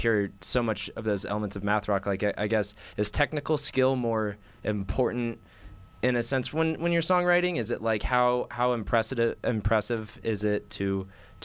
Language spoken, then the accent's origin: English; San Diego, California, United States; moved away as an adult; now in Boulder, United States; I'm from San Diego